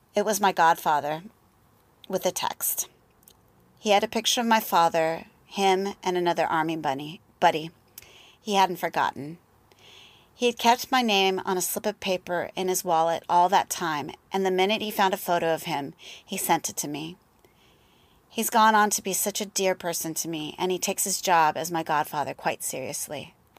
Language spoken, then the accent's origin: English; El Paso, Texas, United States; I was born in El Paso, Texas in nineteen sixty-eight